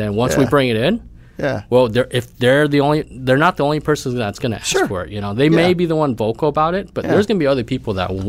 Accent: Arkansas, United States; also born or lived in Oklahoma; now in Oklahoma City, United States; But I was born in Arkansas.

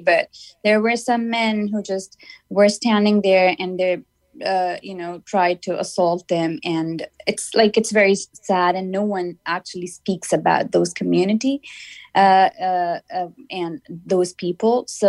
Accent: Pakistan; English is a second language; I am from Pakistan and I studied comparative religions as my graduate program. And living in Pakistan, like, we don't have like different people from different religions, like, because it's a Muslim majority country

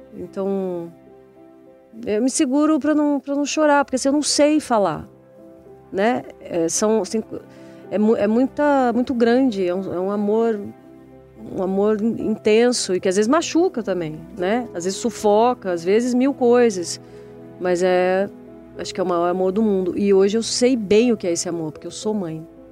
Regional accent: Bauru, São Paulo, Brazil; moved away; Eu sou do interior de São Paulo. Eu vivia em Bauru e eu sempre fiz teatro desde criança

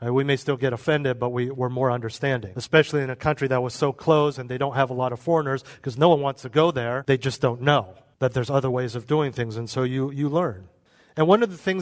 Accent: United States; we're American.

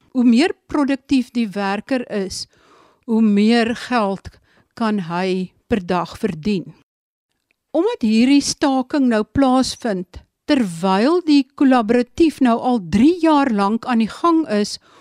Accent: Sundays River Valley, Eastern Cape, South Africa; die vallei waar ek vandaan kom, die Sondagsrivier vallei

